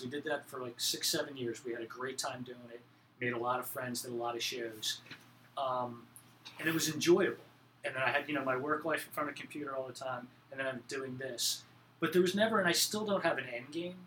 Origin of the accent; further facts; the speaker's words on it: Belmar, New Jersey, United States; moved away as an adult; now in Philadelphia, United States; I'm originally from central New Jersey on the ocean, uh, a little town called Belmar. Um, right near Asbury Park. So I grew up in … country